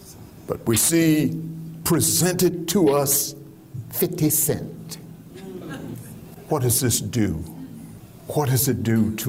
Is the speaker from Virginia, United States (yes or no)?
yes; Richmond, Virginia, United States; I grew up in Richmond, Virginia. All the folk in town used to say this phrase, from here to Timbuktu.